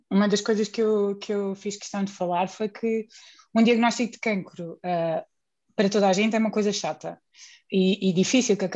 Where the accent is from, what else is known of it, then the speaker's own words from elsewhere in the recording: Alentejo, Portugal; now in Lisbon, Portugal; sou alentejana, já estou a Lisboa há muitos anos